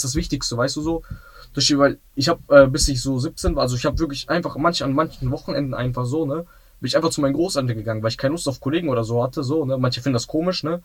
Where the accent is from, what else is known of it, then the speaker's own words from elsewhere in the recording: Essen, North Rhine-Westphalia, Germany; Also ich bin auch, ähm, in Essen aufgewachsen. So in, äh, ich bin im Essener Süden aufgewachsen.